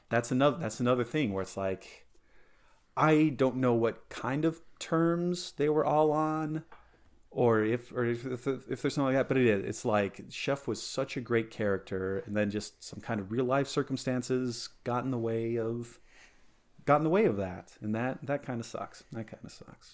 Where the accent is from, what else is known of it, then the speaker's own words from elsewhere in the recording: Colorado, United States; growing up in Colorado, eh, it's, it's adjacent to Utah